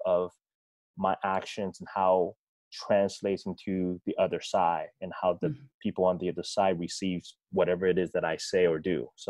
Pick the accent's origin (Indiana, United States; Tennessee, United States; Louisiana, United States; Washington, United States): Washington, United States; Federal Way; I grew up down in Federal Way. Mm-hmm. You know, back then it was a small town. Now it's a city.